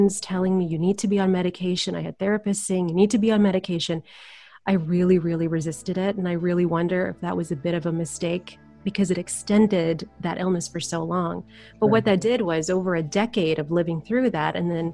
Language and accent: English; Manila, Metro Manila, Philippines; now in Windsor, Canada; I'm originally from Manila, Philippines, and we moved to Windsor, Ontario many, many moons ago